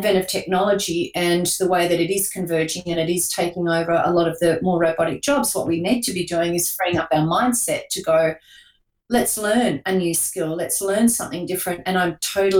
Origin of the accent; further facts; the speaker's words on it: Newcastle, New South Wales, Australia; my hometown of Newcastle, New South Wales